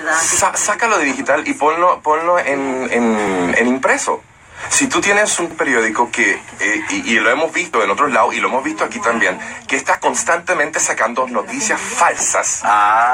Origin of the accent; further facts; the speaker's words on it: United States; now in Dominican Republic; yo nací en Estados Unidos